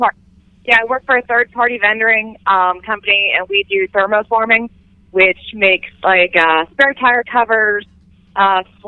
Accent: Pittsburgh, Pennsylvania, United States; that's my hometown. You know, that's where I grew up

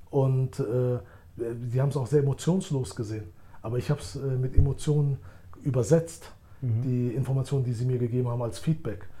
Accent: Germany; moved away as an adult; now in Switzerland; Ich bin in Deutschland geboren und aufgewachsen

